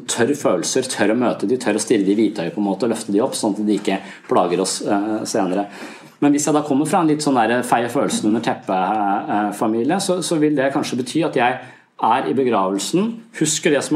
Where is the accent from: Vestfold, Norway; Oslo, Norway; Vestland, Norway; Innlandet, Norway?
Vestfold, Norway; Tønsberg; Jeg er fra Tønsberg, så jeg skal besøke foreldrene mine.